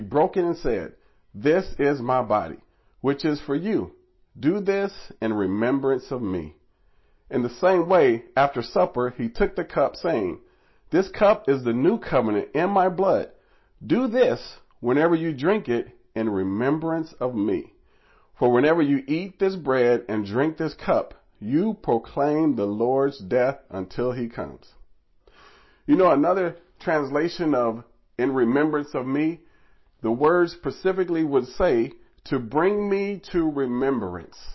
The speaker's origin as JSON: {"language": "English", "region": "Nebraska", "country": "United States", "tie": "born or raised there", "moved": "as an adult", "lives_now": "New York City, United States", "said": "Me, myself, I was born in Nebraska, far from New York City"}